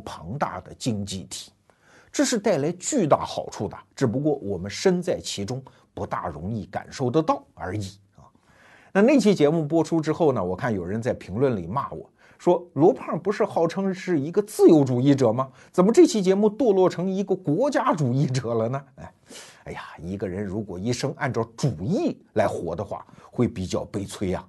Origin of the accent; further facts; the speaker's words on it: Beijing, China; 我们作为北京人